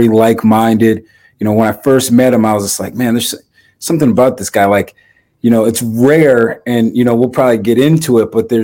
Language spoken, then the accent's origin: English; Massachusetts, United States; growing up in Massachusetts